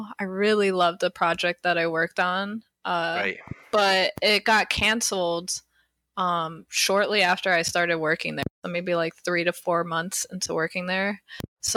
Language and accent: English; Detroit, Michigan, United States; moved away as an adult; also born or lived in Illinois / Irvine, California; now in Los Angeles, United States; I'm originally from the Detroit area, Detroit, Michigan